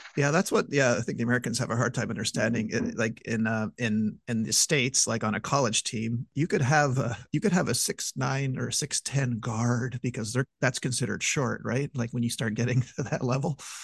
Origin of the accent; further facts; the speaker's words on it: Montreal, Quebec, Canada; my hometown of Montreal